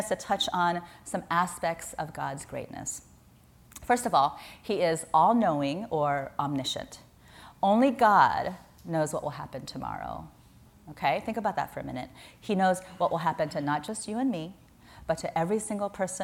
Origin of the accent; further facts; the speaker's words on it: Midwest, United States; now in San Francisco, United States; I grew up in the Midwest